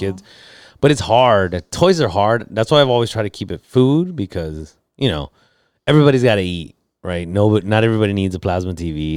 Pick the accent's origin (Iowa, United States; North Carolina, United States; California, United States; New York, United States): California, United States; National City; I'm from National City